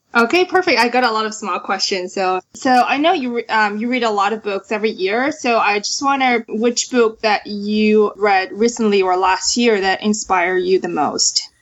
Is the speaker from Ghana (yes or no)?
no; China; moved away as an adult; also born or lived in New York, United States; now in Sunnyvale, United States; I grew up in China. I moved to the States uh, in 2009 for schools.